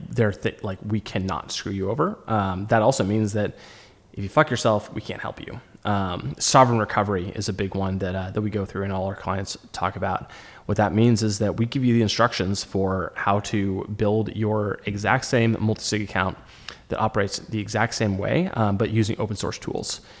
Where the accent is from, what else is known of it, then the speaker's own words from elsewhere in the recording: United States; as an American